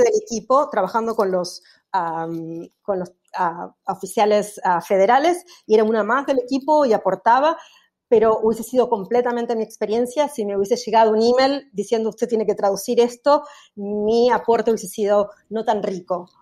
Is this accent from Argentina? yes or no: yes; Argentina; moved away; cómo somos los argentinos